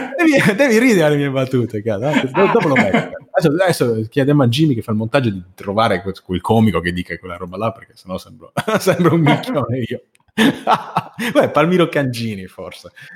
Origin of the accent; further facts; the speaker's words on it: Sardinia, Italy; sono sardo